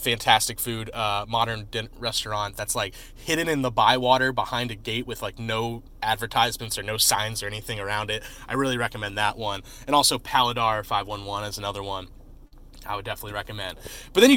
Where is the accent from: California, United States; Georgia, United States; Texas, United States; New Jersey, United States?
New Jersey, United States; I'm from South Jersey